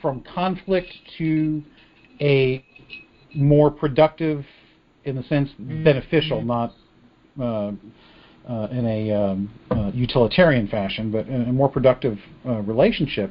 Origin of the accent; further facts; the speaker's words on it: United States; who we are as an American people